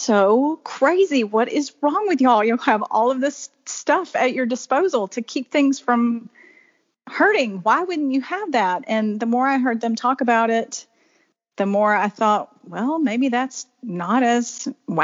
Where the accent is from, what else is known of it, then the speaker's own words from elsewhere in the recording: Alabama, United States; now in South Carolina, United States; I grew up in Alabama and moved to South Carolina in 2004 and have lived here ever since.